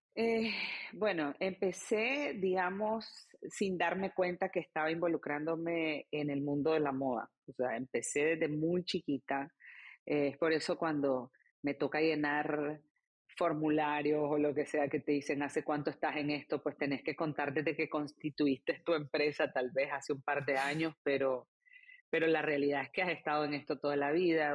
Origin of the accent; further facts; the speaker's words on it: Nicaragua; moved away as an adult; also born or lived in Argentina; now in United States; como nicaragüense de 13 años